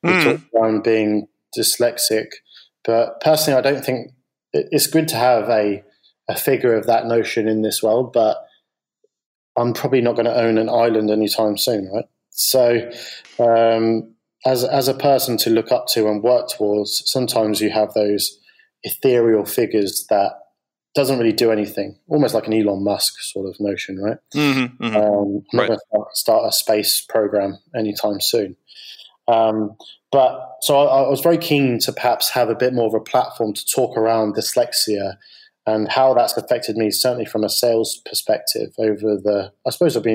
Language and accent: English; United Kingdom